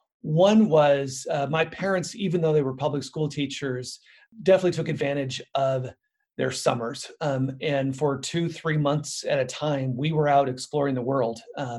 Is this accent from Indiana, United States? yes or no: no; Spokane, Washington, United States; I came from a humble middle-class American family. I grew up in Spokane, Washington, which is on the east side of Washington State. Both parents were public school teachers.